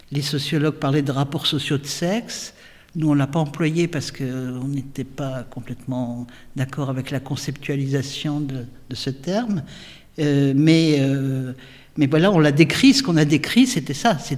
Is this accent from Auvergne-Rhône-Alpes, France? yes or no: yes; Saint-Étienne, Auvergne-Rhône-Alpes, France; moi je suis né à Saint-Étienne.